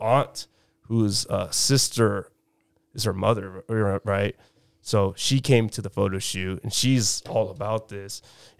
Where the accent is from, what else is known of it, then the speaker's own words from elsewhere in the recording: Chula Vista, California, United States; Chula Vista.